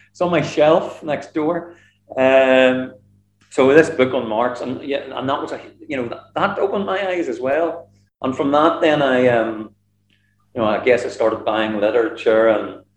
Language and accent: English; Northern Ireland, United Kingdom; I was from Northern Ireland